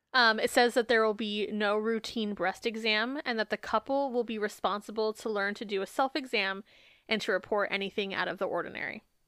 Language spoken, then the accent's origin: English; Phoenix, Arizona, United States; also born or lived in Peoria; my dad was a bishop from the time I was born until we moved from Phoenix to Peoria